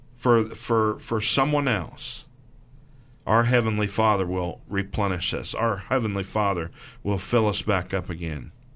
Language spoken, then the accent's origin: English; Missouri, United States; I'm from Missouri